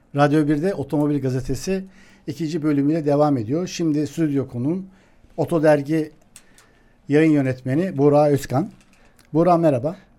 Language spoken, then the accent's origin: Turkish; Eskişehir, Turkey; Eskişehirliyim ben